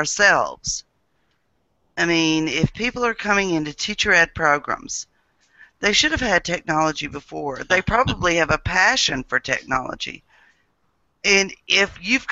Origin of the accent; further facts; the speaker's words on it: Mississippi, United States; I'm from Mississippi